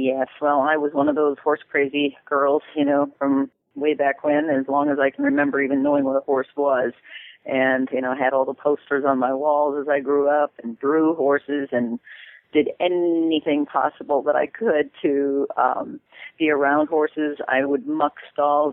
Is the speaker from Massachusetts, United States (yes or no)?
no; Minnesota, United States; I'm from Minnesota